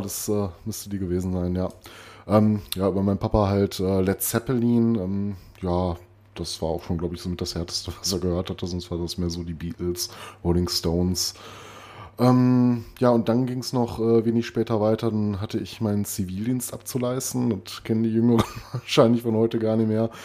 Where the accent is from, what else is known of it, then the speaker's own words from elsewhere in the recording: Recklinghausen, North Rhine-Westphalia, Germany; moved away; meine alte Heimat Recklinghausen